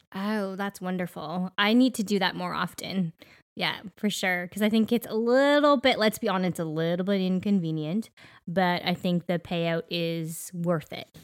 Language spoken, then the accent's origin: English; Canada; we are Canadian